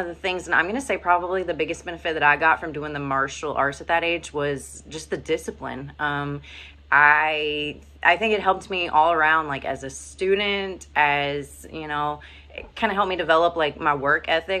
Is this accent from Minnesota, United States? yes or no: no; Virginia, United States; I grew up in Virginia